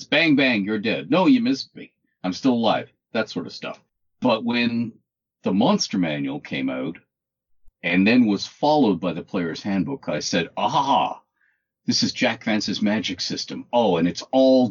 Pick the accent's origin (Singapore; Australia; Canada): Canada; I'm 60 years old. I'm Canadian, male.